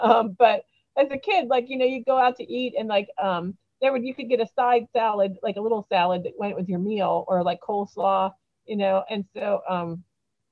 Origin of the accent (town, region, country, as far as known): Punxsutawney, Pennsylvania, United States; born or raised there; moved away